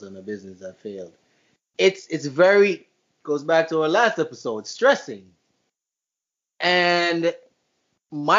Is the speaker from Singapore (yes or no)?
no; Jamaica; I'm Jamaican